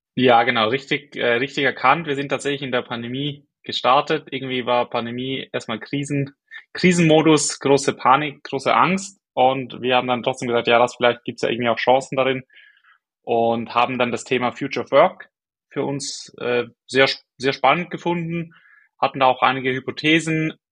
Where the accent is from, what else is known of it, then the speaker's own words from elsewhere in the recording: Switzerland; accent: Swiss; moved away; bin aus der Schweiz ursprünglich, wie man glaube ich hört, an meinem Akzent